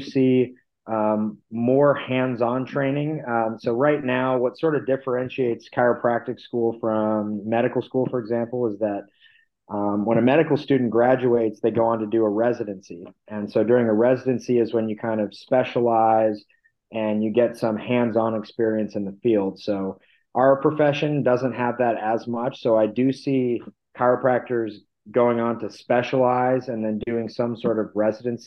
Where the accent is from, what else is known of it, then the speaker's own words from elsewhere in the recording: Barrington, United States; Dr. Van Ness in Barrington